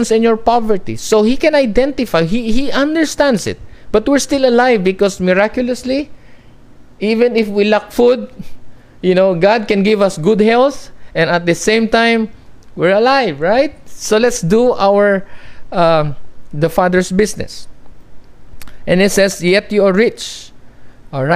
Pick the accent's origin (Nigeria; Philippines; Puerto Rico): Philippines; I'm a Filipino